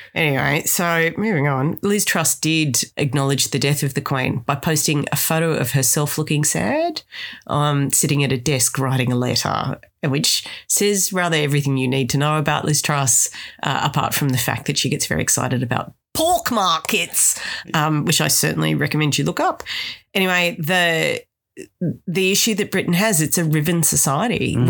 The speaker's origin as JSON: {"language": "English", "country": "Australia"}